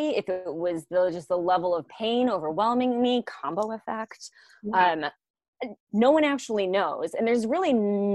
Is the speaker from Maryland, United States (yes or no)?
no; New York City, New York, United States; moved away; I was going home from Manhattan to Brooklyn